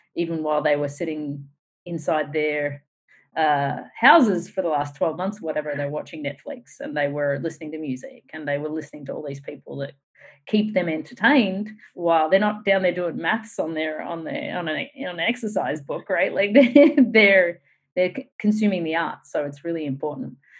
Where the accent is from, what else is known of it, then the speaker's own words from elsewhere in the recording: Australia; moved away; also born or lived in United States; as an Australian